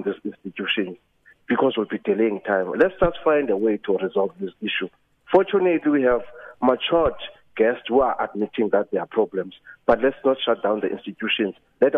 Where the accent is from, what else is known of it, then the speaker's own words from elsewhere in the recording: South Africa; as an educator and as a South African citizen